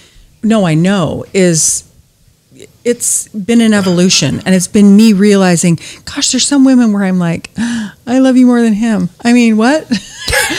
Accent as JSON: {"language": "English", "town": "Alpine", "region": "Utah", "country": "United States", "tie": "born or raised there", "also_born_or_lived": "Salt Lake City, Utah", "moved": "as an adult", "lives_now": "Orange County, United States", "said": "I grew up in a little area called Alpine"}